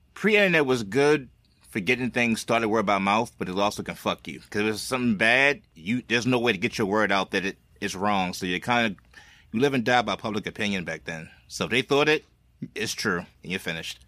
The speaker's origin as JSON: {"language": "English", "region": "East Coast", "country": "United States", "said": "I'm from the East Coast"}